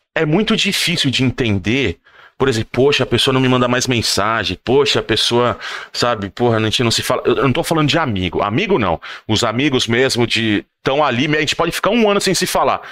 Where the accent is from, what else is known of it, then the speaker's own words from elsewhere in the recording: São Paulo, Brazil; moved away as an adult; now in Lucca, Italy; a gente cresceu lá no nosso bairro em São Paulo, no Butantan